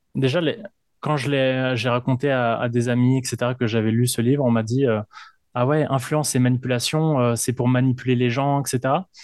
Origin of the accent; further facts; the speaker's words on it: Paris, Île-de-France, France; now in Quebec, Canada; je viens de, de Paris, en France